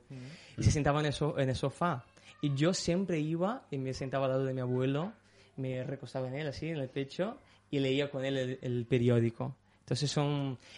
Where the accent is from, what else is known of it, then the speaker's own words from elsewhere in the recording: Brazil; mi amor por fútbol, de, jugar a fútbol y, de, y de hacer cosas de, este, esta rama de, fútbol. Como cualquier brasileño.